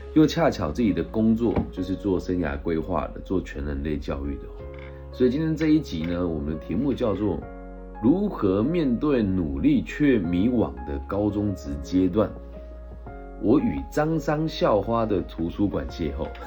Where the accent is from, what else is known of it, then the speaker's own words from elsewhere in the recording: Changhua County, Taiwan; 我其实今年在彰化县政府的教育处担任他们的咨询委员